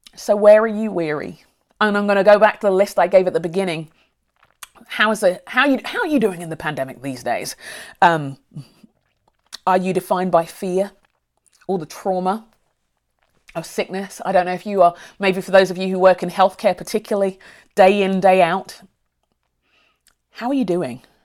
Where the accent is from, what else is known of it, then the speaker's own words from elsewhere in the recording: London, United Kingdom; now in Minneapolis, United States; I grew up near Brixton